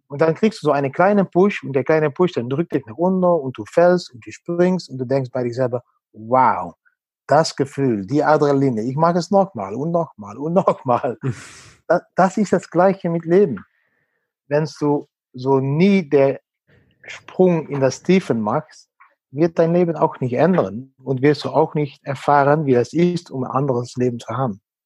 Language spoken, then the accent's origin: German; Netherlands; German is a second language; moved away as an adult; als Holländer